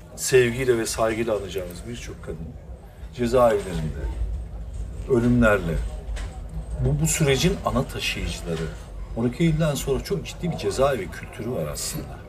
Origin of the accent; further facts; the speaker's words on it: Taşeli, Mersin, Turkey; Biz de Taşeli'liyiz